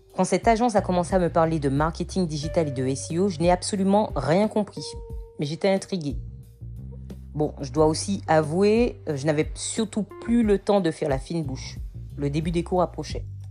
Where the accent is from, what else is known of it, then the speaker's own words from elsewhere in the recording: Martinique; moved away as an adult; also born or lived in Metropolitan France; now in France; j'ai grandi en Martinique. Je suis arrivée en métropole à 18 ans